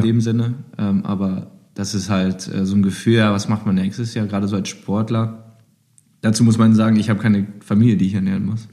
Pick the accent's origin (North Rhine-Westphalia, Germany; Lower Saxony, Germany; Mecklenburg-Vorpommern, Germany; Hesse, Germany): North Rhine-Westphalia, Germany; Düsseldorf; als Düsseldorfer